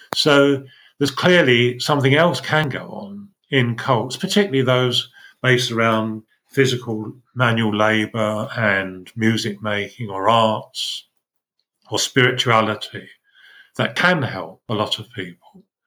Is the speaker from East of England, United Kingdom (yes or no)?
yes; Essex, East of England, United Kingdom; when I grew up in Essex, we had our own religion